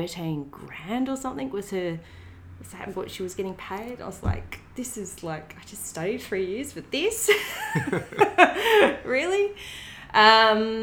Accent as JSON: {"language": "English", "town": "Donnybrook", "region": "Western Australia", "country": "Australia", "tie": "born or raised there", "moved": "yes", "lives_now": "Melbourne, Australia", "said": "I grew up in a small country town in WA called Donnybrook"}